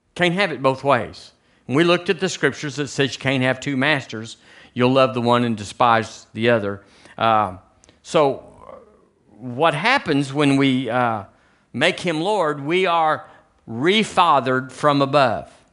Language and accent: English; United States; moved away as an adult; now in Tuscaloosa, United States; I'm an American